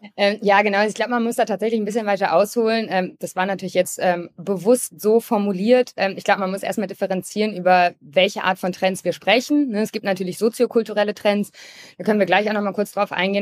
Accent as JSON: {"language": "German", "region": "Hamburg", "country": "Germany", "said": "ich komme auch aus Hamburg und war früher Kapitänin im Hamburger Hafen."}